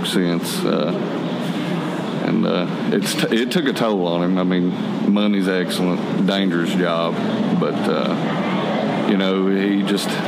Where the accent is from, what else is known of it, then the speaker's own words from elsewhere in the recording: Gary, West Virginia, United States; also born or lived in Bluefield / Welch; I was born in Bluefield Hospital, but I was raised in Gary, just a few miles up the road, and got married and moved here to Welch.